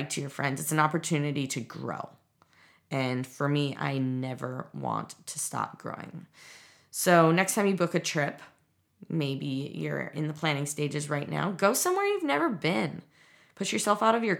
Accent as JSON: {"language": "English", "region": "Midwest", "country": "United States", "tie": "born or raised there", "said": "growing up in the Midwest"}